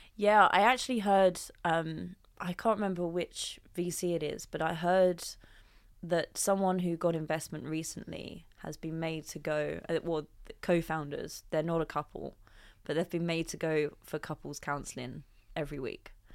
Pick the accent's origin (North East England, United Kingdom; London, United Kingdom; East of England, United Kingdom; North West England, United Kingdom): London, United Kingdom; I came from Southeast London, went to the local grammar school, and my dad is a policeman and my mum, uh, works for the local council.